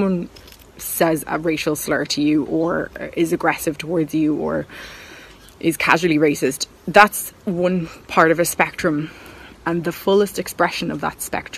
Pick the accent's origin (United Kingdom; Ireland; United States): Ireland; as Irish people